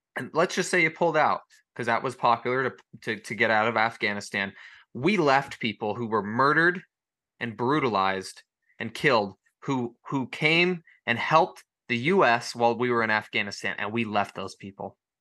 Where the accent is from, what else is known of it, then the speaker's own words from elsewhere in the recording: United States; as Americans